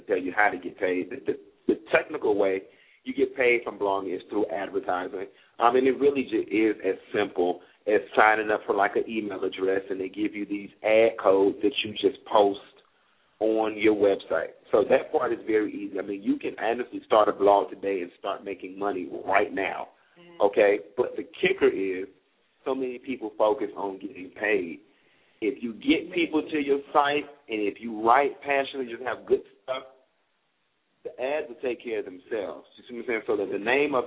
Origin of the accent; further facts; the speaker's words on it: Miami, Florida, United States; I'm from Miami